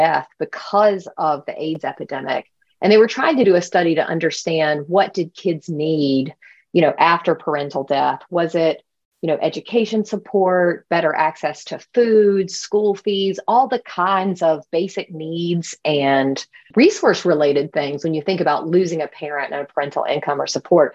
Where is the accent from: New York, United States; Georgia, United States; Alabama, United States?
Georgia, United States; Albany; moved away; also born or lived in North Carolina; I'm from Albany, Georgia, which is a very small town in Southwest Georgia without a lot of resources itself